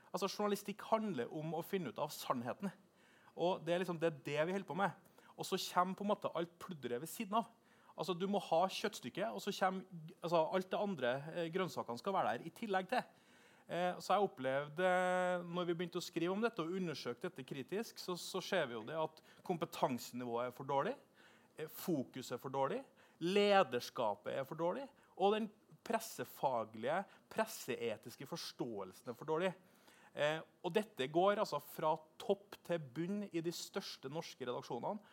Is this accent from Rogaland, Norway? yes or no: no; Trondheim, Trøndelag, Norway; now in Oslo, Norway; Og så er jeg fra Trondheim